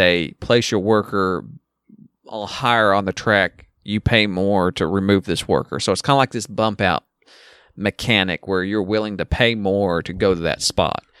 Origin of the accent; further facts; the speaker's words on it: the South, United States; I'm from the South